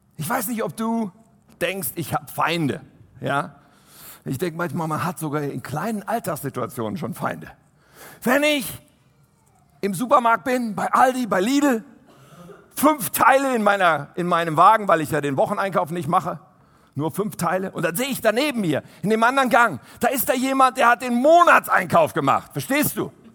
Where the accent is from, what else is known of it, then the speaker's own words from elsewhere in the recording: Germany; wir als Deutsche